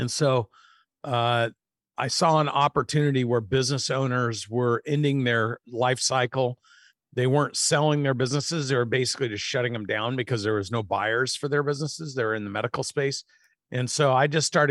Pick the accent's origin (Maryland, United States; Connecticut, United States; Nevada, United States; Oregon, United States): Oregon, United States; moved away as an adult; also born or lived in Minneapolis / Atlanta / Minnesota; I moved from Oregon to Minneapolis and grew up with my mom and my stepdad